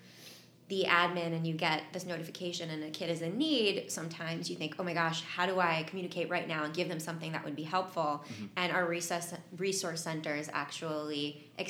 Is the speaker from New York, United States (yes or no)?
no; Hightstown, New Jersey, United States; moved away as an adult; also born or lived in Portland, Oregon; I grew up in Hightstown, New Jersey